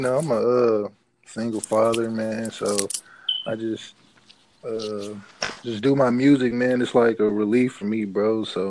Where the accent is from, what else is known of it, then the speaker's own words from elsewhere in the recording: Indianapolis, Indiana, United States; I'm from Indiana, man. Indianapolis.